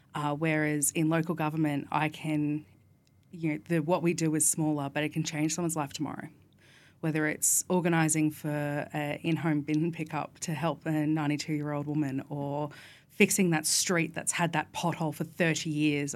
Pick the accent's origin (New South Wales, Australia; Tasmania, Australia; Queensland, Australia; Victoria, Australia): Queensland, Australia; Alexandra Hills; I grew up in Alex Hills